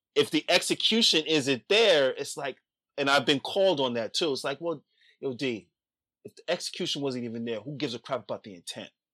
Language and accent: English; New York City, New York, United States; born and raised in the Bronx